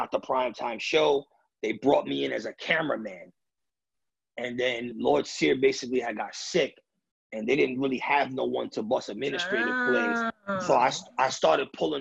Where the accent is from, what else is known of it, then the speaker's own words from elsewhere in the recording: New York City, New York, United States; now in Pennsylvania, United States; Being from New York City, growing up in New York City, growing up in the Bronx